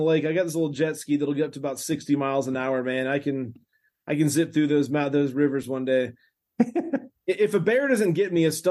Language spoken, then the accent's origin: English; Georgia, United States; I'm from Georgia. I was born and raised in Georgia.